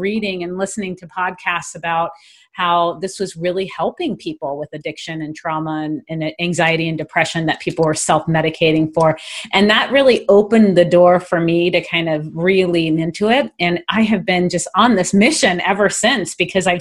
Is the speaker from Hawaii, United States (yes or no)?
yes; Hawaii, United States; growing up in Hawaii